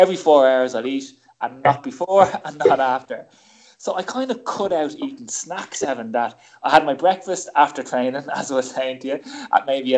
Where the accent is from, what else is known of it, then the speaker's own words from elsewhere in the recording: Ireland; most kids of the 70s and 80s growing up in Ireland, you know, I grew up in a kitchen